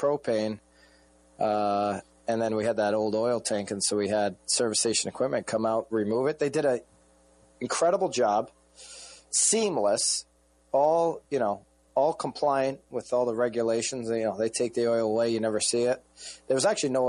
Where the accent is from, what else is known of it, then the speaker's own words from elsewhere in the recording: New London County, Connecticut, United States; my roots of New London County